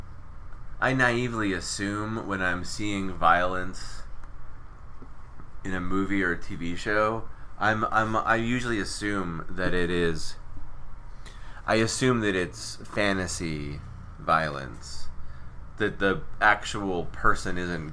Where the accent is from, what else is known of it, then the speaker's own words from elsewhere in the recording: Cleveland, Ohio, United States; also born or lived in Texas Hill Country; now in Texas, United States; I come from Cleveland